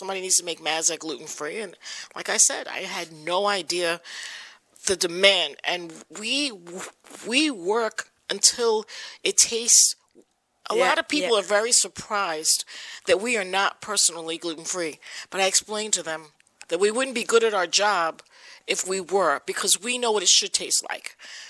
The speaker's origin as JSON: {"language": "English", "town": "Virginia Beach", "region": "Virginia", "country": "United States", "tie": "born or raised there", "said": "I grew up in a business environment. We grew up in Virginia Beach, Virginia, in a resort town."}